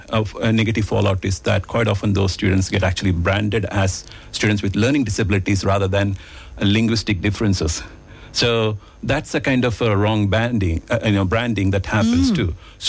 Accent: India; first language Malayalam; English is a second language; I picked up Hindi and English and other languages because I used to speak only Malayalam at home, which is my mother tongue.

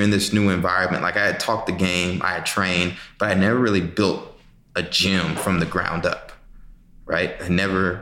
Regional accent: Texas, United States; my time growing up in Texas

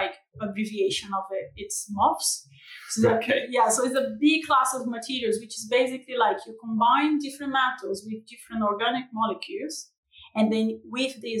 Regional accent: Brazil; accent: tropical; moved away as an adult; now in United Kingdom; I'm from Brazil. So I originally moved to the UK in 2017

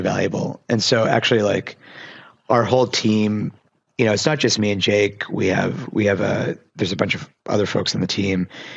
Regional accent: Pittsburgh, Pennsylvania, United States; I grew up in Pittsburgh

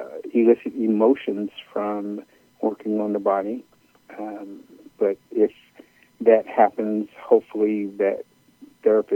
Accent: Chicago, Illinois, United States; I am originally from Chicago

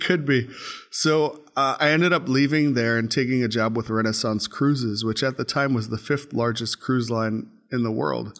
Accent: New York City, New York, United States; moved away as an adult; Grew up in Brooklyn, New York. Um, born in New York, lived in New York for the first twenty years of my life

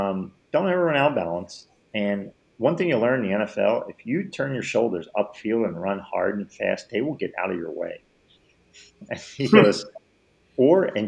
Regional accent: Philadelphia, Pennsylvania, United States; I'm from Philly

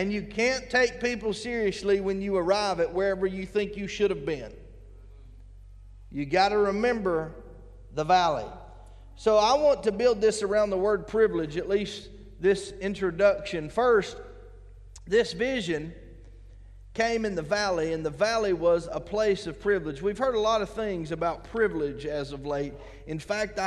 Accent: United States; we as American Christians

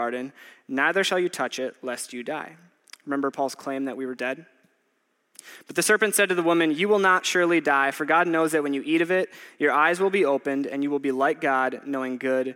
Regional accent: Waupaca, Wisconsin, United States; moved away; I grew up in Waupaca, Wisconsin, which is about 2 hours north of here

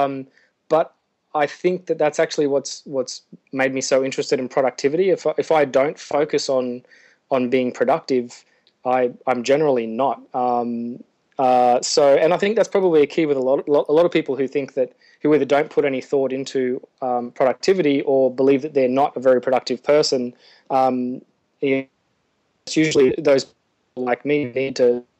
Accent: Australia; moved away as an adult; now in Nauru; my home is in Australia. So I'm Australian

